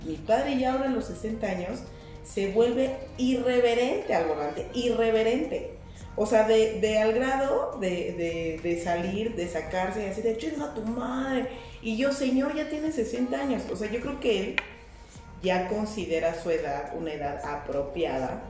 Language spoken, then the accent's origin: Spanish; Mexico; mis derechos como ciudadana mexicana